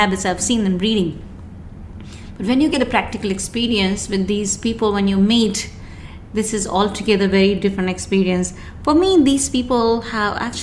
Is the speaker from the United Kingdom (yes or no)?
no; Rajasthan, India; moved away as an adult; now in Dubai, United Arab Emirates; I born and brought up in India, a place called Rajasthan, and moved to Dubai in 1999.